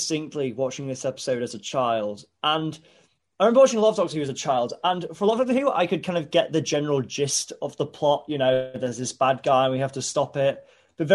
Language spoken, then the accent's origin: English; Hull, Yorkshire and the Humber, United Kingdom; when people ask where I'm from now, I used to go really out of my way to sound as un-Hull as possible when I say it. I was like, I'm from Hull. but now I think I actually do say, yeah, I'm from Ull